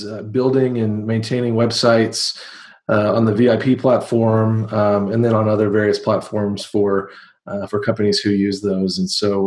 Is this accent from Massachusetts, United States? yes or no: no; Waco, Texas, United States; I'm from Waco, Texas